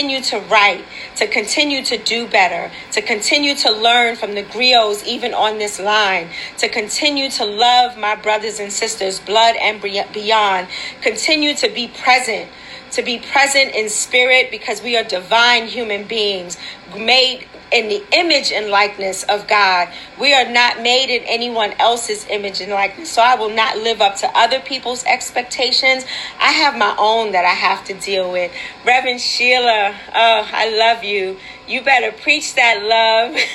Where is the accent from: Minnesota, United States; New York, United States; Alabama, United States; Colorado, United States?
New York, United States; New York City; We were raised together in Wagner Projects